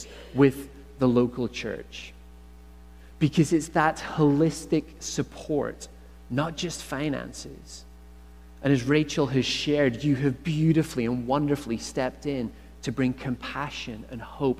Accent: Northern Ireland, United Kingdom; accent: Irish; moved away as an adult; now in Canada; Growing up in Northern Ireland

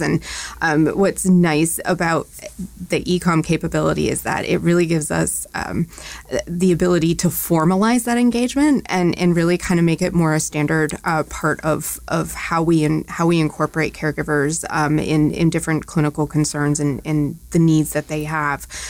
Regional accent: Maine, United States; moved away as an adult; now in Louisville, United States; I grew up in New England. I grew up in Maine specifically

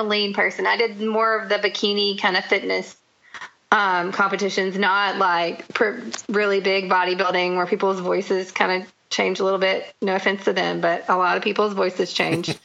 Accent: the South, United States; I grew up in the South

